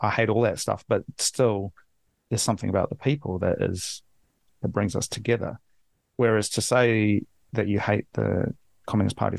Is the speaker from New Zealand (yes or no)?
yes; New Zealand